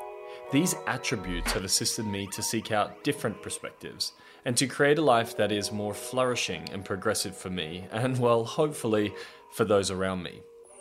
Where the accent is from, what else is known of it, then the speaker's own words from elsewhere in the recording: Australia; I'm 32 years old and I'm from Australia.